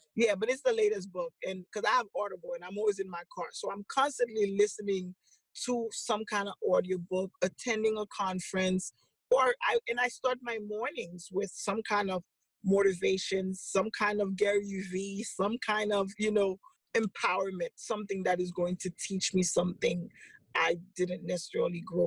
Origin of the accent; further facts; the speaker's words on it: Haiti; moved away; I'm originally from Haiti